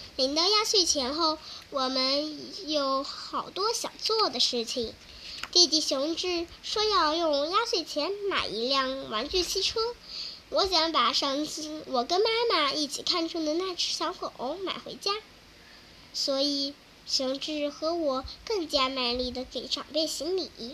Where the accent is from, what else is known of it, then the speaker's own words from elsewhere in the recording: Mianyang, Sichuan, China; 我来自四川绵阳。